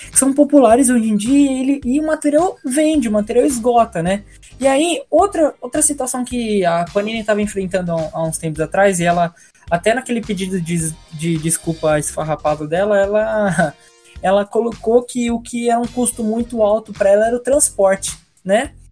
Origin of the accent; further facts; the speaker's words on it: São Paulo, Brazil; eu sou paulista, então, não, de certa forma, aqui a gente não tem